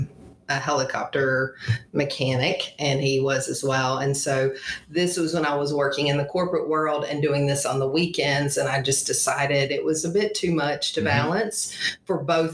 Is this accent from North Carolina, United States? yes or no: yes; Gastonia, North Carolina, United States; I grew up in Gastonia